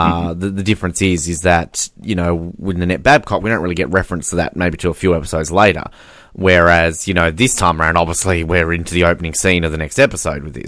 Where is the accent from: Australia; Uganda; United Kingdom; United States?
Australia; as an Australian